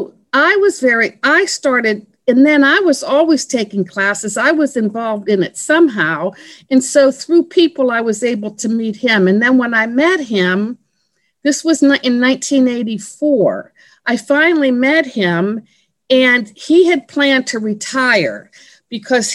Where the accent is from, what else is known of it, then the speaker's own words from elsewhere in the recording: Pennsylvania, United States; moved away as an adult; also born or lived in Washington, D.C. area; I was born and raised in Pennsylvania